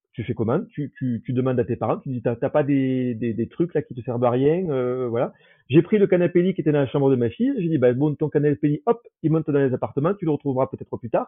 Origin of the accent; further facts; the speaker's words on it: Toulouse, Occitania, France; moved away as an adult; also born or lived in Saarbrücken, Germany / Aix-en-Provence; now in Paris, France; je suis euh, de Toulouse, euh, mais maintenant j'ai plus trop de famille. Euh, il, me reste ma sœur euh, qui est dans la région